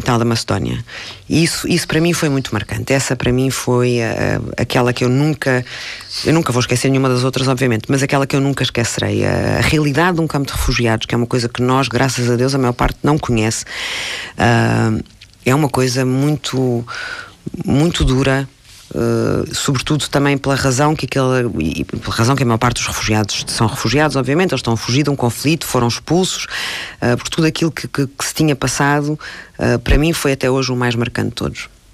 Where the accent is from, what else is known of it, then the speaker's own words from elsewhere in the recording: Portugal; E como eu sou portuguesa